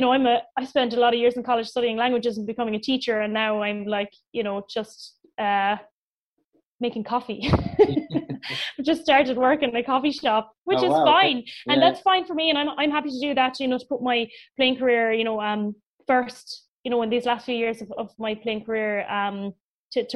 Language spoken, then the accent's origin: English; Cork, Munster, Ireland; I'm from Cork